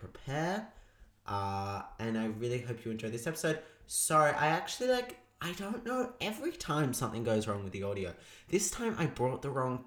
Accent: Melbourne, Victoria, Australia; McNamara, my hometown, in Melbourne, Australia.

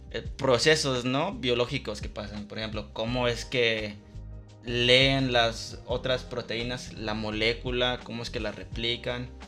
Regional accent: Guadalajara, Jalisco, Mexico; yo soy Tapatío, así, en Guadalajara.

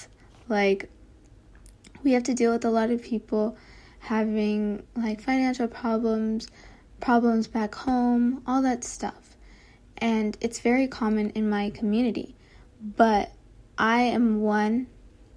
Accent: Texas, United States; also born or lived in Kentucky; I moved to Texas. And yeah, so like, I lived in Texas for like 18 years

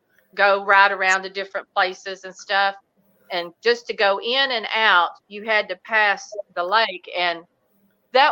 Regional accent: East Texas, United States; we are from East Texas.

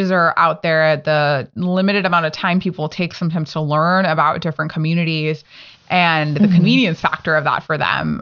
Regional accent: Northern California, United States; I'm from NorCal

